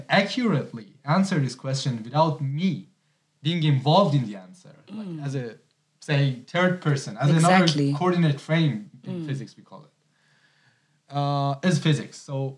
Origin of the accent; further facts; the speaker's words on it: Hamadan, Hamadan Province, Iran; moved away as an adult; also born or lived in Tehran, Iran; now in Germany; Yeah, I am from Iran. I'm coming from a small town called Hamadan.